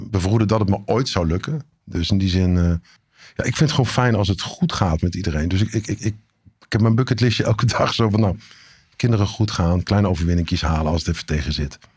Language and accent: Dutch; Eindhoven, North Brabant, Netherlands; born there